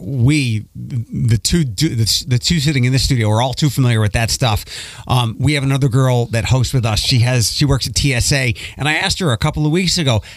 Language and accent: English; Philadelphia, Pennsylvania, United States; now in Toledo, United States; I grew up in Philadelphia